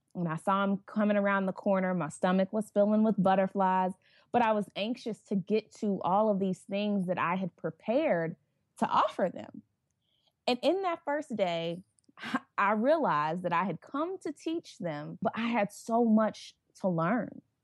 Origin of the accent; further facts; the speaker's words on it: Tulsa, Oklahoma, United States; growing up in Tulsa, predominantly white environment